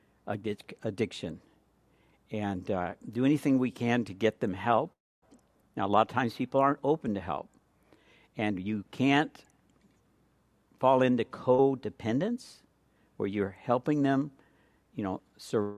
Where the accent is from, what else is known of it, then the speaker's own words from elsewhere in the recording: California, United States; I'm from California